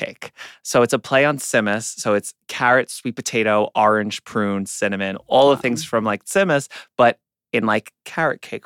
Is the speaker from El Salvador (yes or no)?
no; New York City, New York, United States; I grew up in Queens